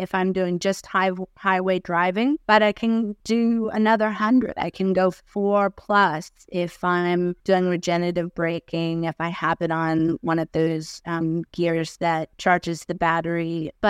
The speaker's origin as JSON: {"language": "English", "country": "United States", "moved": "as an adult", "lives_now": "Australia", "said": "So you might tell from the accent, I came from the States. I've been in Australia 10 years. Got my citizenship the December before I set off on the trip last year, June."}